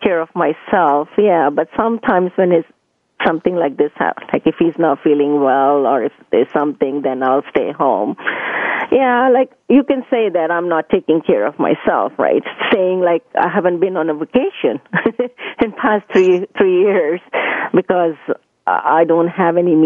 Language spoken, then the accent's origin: English; India; moved away as an adult; I was born and raised in India. I was 19 when I got married and I came here.